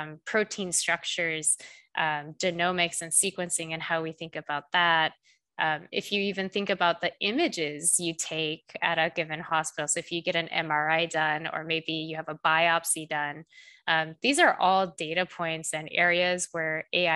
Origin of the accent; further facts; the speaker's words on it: South Korea; moved away; I'm actually originally from South Korea